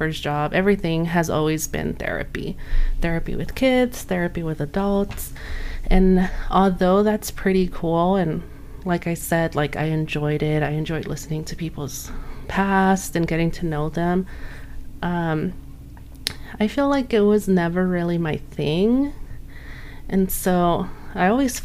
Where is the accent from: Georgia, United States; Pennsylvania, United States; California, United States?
California, United States; Los Angeles; now in Montclair, United States; I grew up in Los Angeles, but I'm currently living in Montclair, which is in San Bernardino County